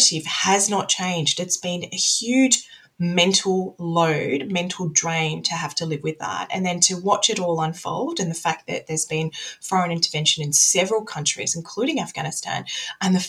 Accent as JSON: {"language": "English", "country": "Australia", "said": "I'm very much from the West. I'm an Australian as well"}